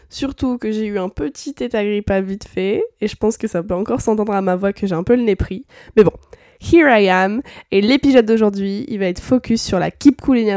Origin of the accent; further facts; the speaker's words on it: France; c'est qu'en tant que bon français aigri, c'est quelque chose qu'on a beaucoup de mal à appliquer.